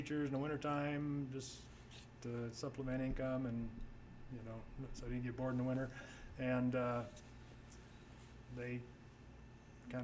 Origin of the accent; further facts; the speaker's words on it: Oregon, United States; also born or lived in Idaho; now in Fort Rock, United States; I was from Oregon